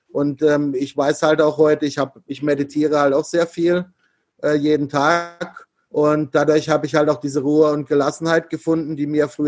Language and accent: German; Germany; ich komme halt einfach aus Deutschland und, und nicht äh, aus, aus Asien.